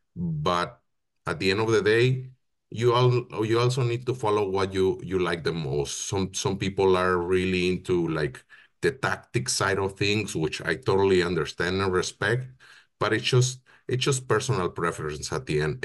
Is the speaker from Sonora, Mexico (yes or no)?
yes; Hermosillo, Sonora, Mexico; moved away as an adult; now in Canada; I'm originally from Mexico. I was born and raised in Hermosillo, Sonora